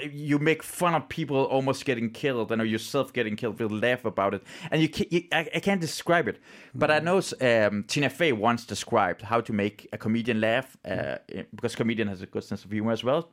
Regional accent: Iran; now in Denmark; I'm from Iran

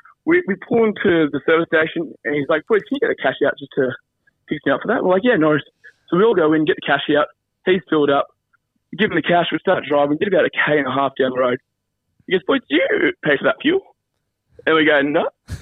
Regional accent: Sydney, New South Wales, Australia; I'm from Sydney.

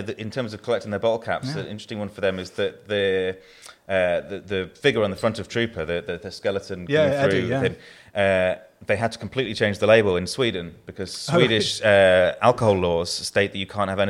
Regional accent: England, United Kingdom; now in Yorkshire and the Humber; you've probably guessed from my accent, I'm not a born and bred Yorkshireman. I've been here longer than I've not been here, long enough to not be considered Southern by anyone I know from the South

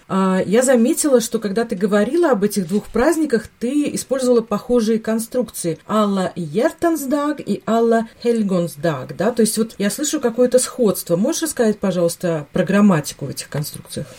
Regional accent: Latvia; у нас в Латвии, откуда я родом

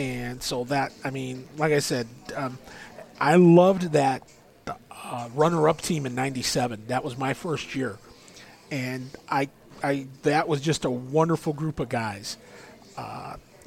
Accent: Midwest, United States; I'm from the Midwest

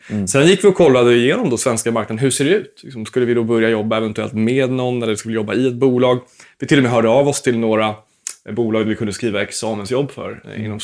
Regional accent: Småland, Sweden; komma ihåg att jag är en smålänning som co-founder, så att det blir inte dyrt oavsett.

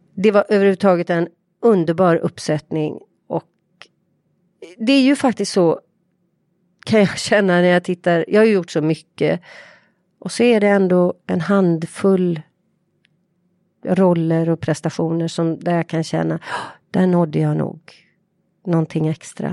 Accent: Partille, Västra Götaland, Sweden; där jag är uppvuxen i ett radhusområde

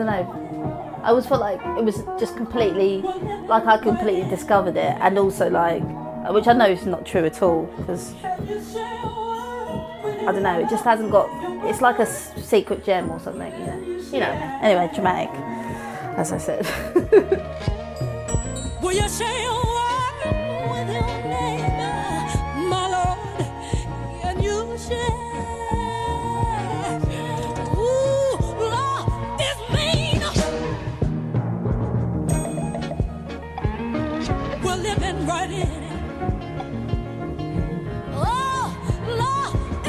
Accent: Croydon, London, United Kingdom; also born or lived in Wimbledon; I'm from Croydon, originally.

